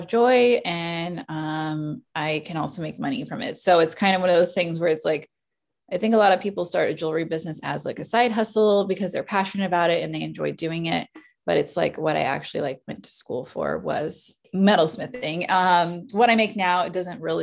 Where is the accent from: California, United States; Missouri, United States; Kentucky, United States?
Missouri, United States; Kansas City; also born or lived in Springfield, Missouri; I'm from Kansas City. I was born here and I've lived here almost all my life.